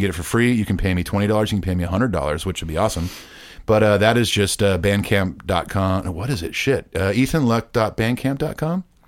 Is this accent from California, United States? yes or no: yes; Southern California, United States; I'm from Southern California